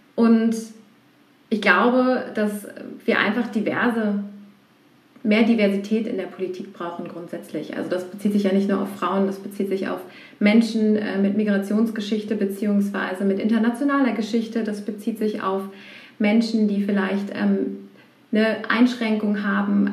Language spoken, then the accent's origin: German; Berlin, Germany; moved away as an adult; now in Cologne, Germany; ich bin äh, gebürtige Berlinerin